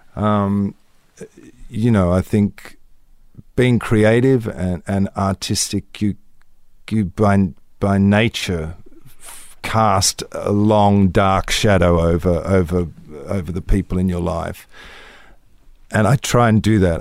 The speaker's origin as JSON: {"language": "English", "country": "Australia", "tie": "born or raised there", "moved": "as an adult", "said": "in this little country town"}